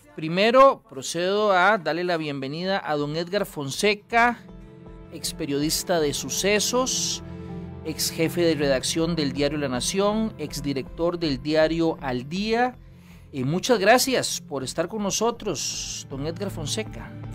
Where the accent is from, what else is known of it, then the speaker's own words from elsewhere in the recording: Costa Rica; nuestro país